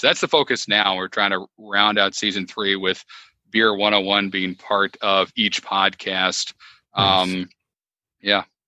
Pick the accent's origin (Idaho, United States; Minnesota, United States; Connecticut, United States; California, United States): Connecticut, United States; moved away as an adult; now in Wilmington, United States; I started in Connecticut, which is my home state